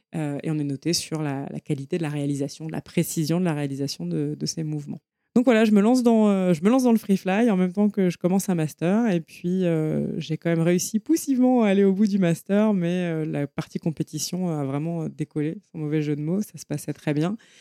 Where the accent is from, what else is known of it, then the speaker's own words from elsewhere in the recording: Paris, Île-de-France, France; je viens de Paris. Euh, je suis née dans le 14e. J'ai grandi, j'ai fait mes études à Paris